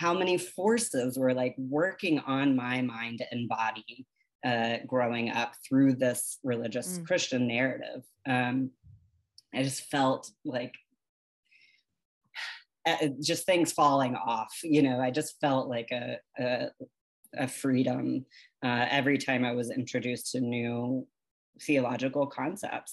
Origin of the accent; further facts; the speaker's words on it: the South, United States; growing up in the South